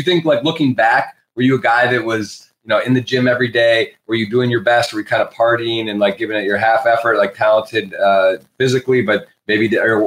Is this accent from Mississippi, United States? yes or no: no; Michigan, United States; moved away as an adult; also born or lived in South Carolina; I'm from Michigan, played on the Michigan Wolves.